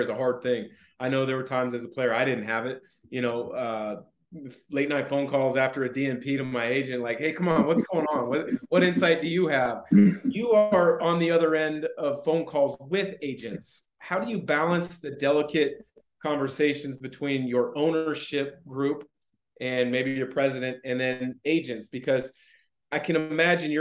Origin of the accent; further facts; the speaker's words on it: Portland, Oregon, United States; I grew up in the Portland area